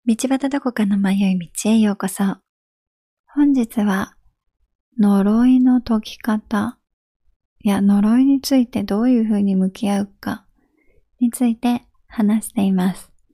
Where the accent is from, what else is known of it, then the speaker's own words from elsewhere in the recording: Japan; moved away; 私、やっぱり日本で育ったので